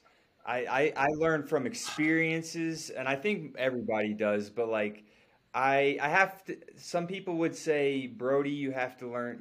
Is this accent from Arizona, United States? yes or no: no; North Carolina, United States; I'm from North Carolina